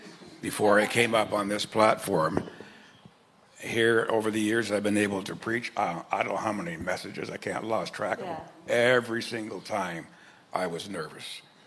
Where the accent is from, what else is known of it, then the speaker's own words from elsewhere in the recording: Amherstburg, Ontario, Canada; born there; Well, I was born in Amherstburg, and you don't all know where that's at.